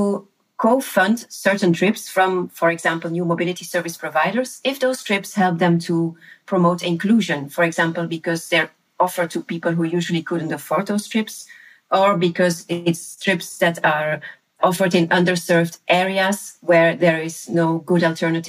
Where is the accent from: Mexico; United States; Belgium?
Belgium; Leuven, Flanders; my hometown, which is the city of Leuven here uh-huh. in Belgium.